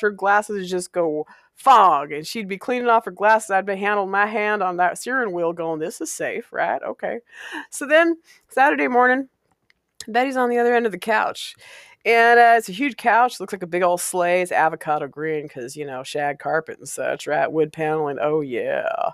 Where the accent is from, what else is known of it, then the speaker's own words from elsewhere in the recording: Walla Walla, Washington, United States; I grew up in Walla Walla, Washington